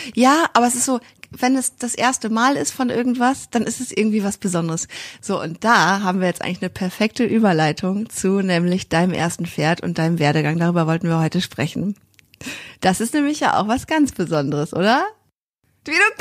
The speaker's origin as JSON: {"language": "German", "town": "Kiel", "region": "Schleswig-Holstein", "country": "Germany", "said": "Ich komme ja auch aus Kiel, so wie Mira"}